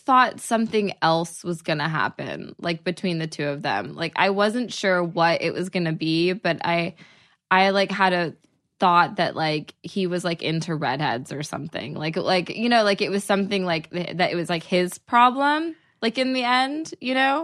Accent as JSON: {"language": "English", "area": "outside of Dallas", "region": "Texas", "country": "United States", "moved": "as an adult", "lives_now": "Los Angeles, United States", "said": "I'm from outside of Dallas. So, I'm from a small town"}